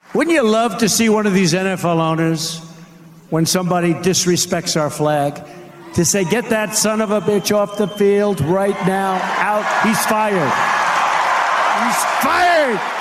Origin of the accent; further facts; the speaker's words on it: Northeast, United States; now in Los Angeles, United States; I grew up in the Northeast